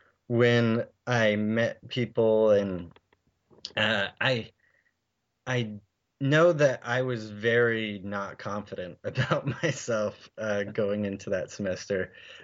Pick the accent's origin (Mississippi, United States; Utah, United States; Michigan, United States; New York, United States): Utah, United States; Salt Lake City; moved away as an adult; even though my parents lived in San Diego, I grew up in Salt Lake.